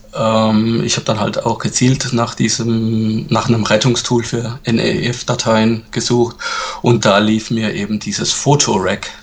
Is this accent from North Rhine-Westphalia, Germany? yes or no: no; Sinsheim, Baden-Württemberg, Germany; ich komme aus Sinsheim. Das liegt im Badischen